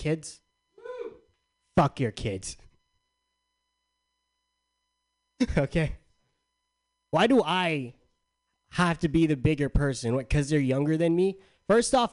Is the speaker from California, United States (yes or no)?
yes; San Diego, California, United States; moved away; I'm from San Diego. In my hometown, I left a lot of things back in my hometown.